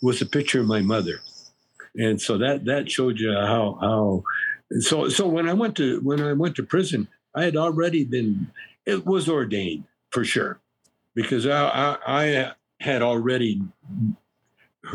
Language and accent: English; Canada; I grew up in Canada in a pool room, basically